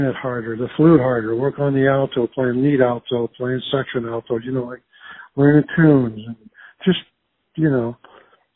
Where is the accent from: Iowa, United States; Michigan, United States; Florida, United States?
Iowa, United States; Earlham and Jefferson; moved away; also born or lived in Des Moines, Iowa; I was born in Des Moines and raised in Earlham and Jefferson, Iowa, small little farming communities